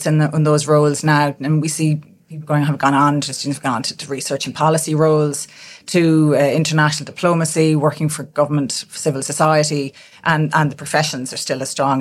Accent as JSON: {"language": "English", "town": "Castlebar", "region": "Connacht", "country": "Ireland", "tie": "born or raised there", "said": "born in Castlebar, County Mayo, and grew up there as a townie, very proud Castlebar woman"}